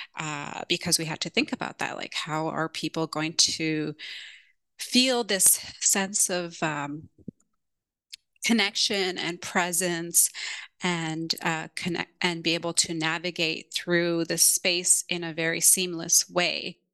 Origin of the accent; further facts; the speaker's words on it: Toronto, Ontario, Canada; moved away as an adult; also born or lived in Kenya / London; now in San Francisco, United States; my Canadian culture, where I grew up in Toronto and San Francisco, where I am currently based.